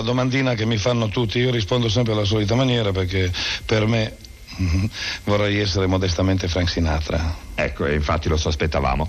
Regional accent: Piedmont, Italy; sono un piemontese

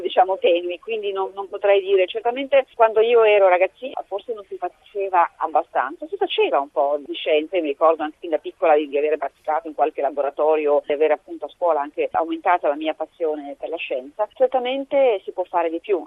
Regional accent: Italy; moved away as an adult; now in Geneva, Switzerland; io sono cresciuta in Italia, ho studiato in Italia dalla, dalla scuola elementare fino al dottorato compreso

